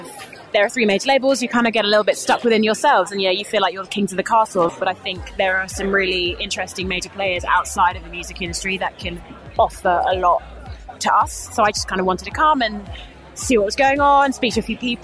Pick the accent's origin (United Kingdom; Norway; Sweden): United Kingdom; London; I'm from London.